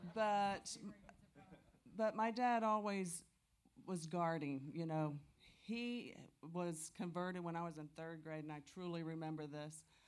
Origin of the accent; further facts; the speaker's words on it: Tampa, Florida, United States; I'm from Tampa, Florida